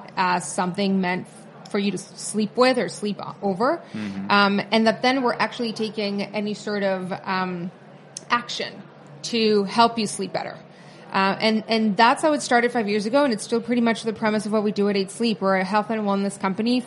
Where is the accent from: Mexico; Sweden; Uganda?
Mexico; Tijuana, Baja California; moved away as an adult; now in New York, United States; I grew up in Tijuana in the border with California.